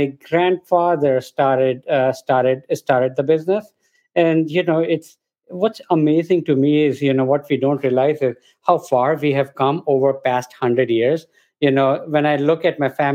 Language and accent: English; India; moved away as an adult; now in Boston, United States; I grew up in India. You know, I lived there for a good 20 years